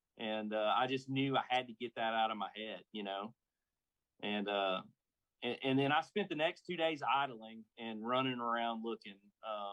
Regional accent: Alabama, United States; also born or lived in Georgia; I grew up on a lake like this. I grew up on Lewis Smith Lake

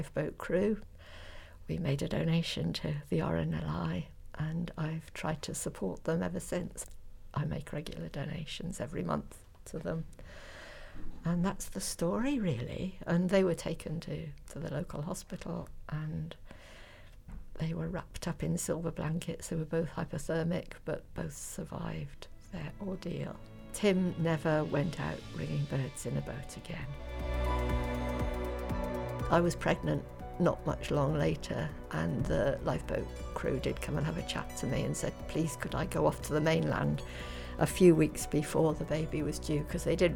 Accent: North Devon, South West England, United Kingdom; I grew up in North Devon

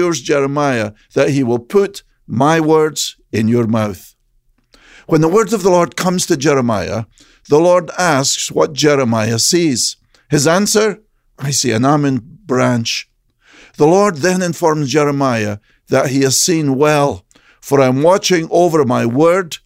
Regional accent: Scotland, United Kingdom; Growing up in Scotland

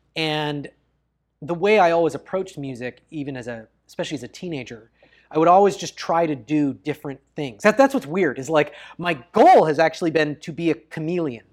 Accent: Bellingham, Washington, United States; kept a boat in my hometown

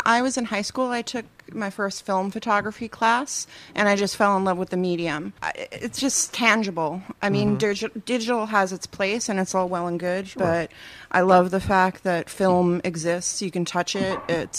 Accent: Union, New Jersey, United States; I'm from Union.

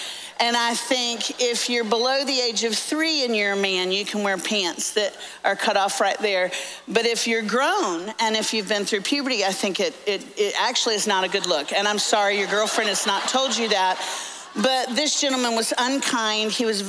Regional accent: Orlando, Florida, United States; now in Nashville, United States; I'm actually from Orlando, so I'm a Florida fan. Lived in Tennessee for 30 years, which is why I sound like I was raised in a barn now.

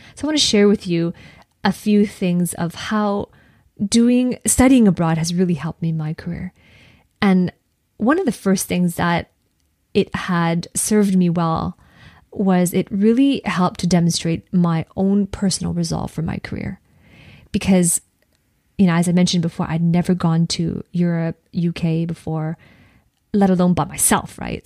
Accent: Canada; also born or lived in Edinburgh, United Kingdom; as a Canadian

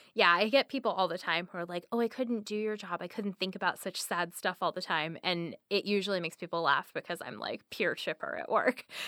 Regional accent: the Northwest, Pacific Northwest, United States; now in Seattle, United States; I'm, I'm from the Northwest.

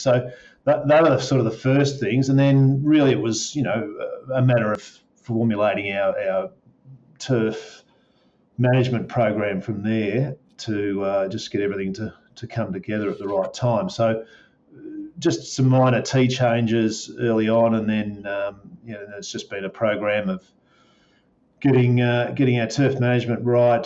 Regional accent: Melbourne, Victoria, Australia; I'm fairly local here, so I'm Melbourne um, born and raised on a dairy farm.

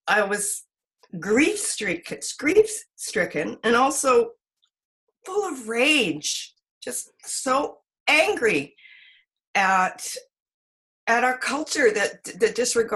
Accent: Victoria, British Columbia, Canada; also born or lived in Edmonton; I grew up in most part in Victoria. My mom came from Edmonton when we were just tiny, my brother and I. And then we grew up here in Victoria.

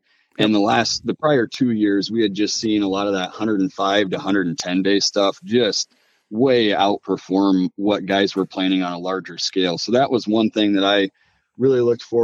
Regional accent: Mason City, Iowa, United States; I'm from North Central Iowa, kind of the Mason City, Manly, Kensett area. Grew up on the family farm

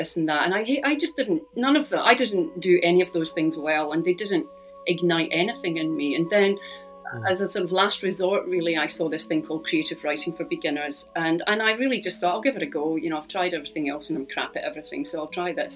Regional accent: Scotland, United Kingdom; which is about growing up in Scotland

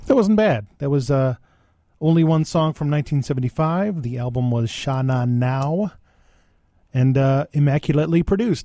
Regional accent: West Seneca, New York, United States; I was from West Seneca

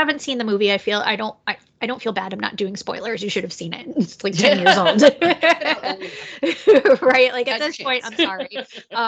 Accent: United States; moved away; I grew up just outside of New York City.

